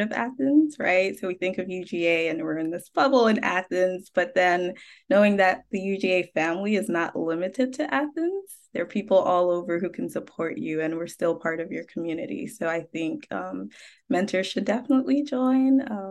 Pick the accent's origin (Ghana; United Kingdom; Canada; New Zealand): Ghana; moved away; I am originally from Ghana